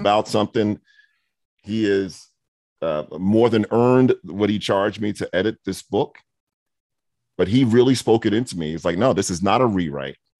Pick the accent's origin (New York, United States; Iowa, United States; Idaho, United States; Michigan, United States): New York, United States; New York City; now in Atlanta, United States; I grew up in Brooklyn and Queens